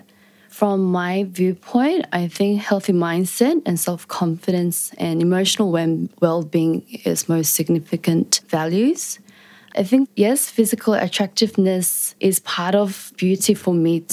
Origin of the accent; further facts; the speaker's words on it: Australia; Growing up in Australia as Korean-Australian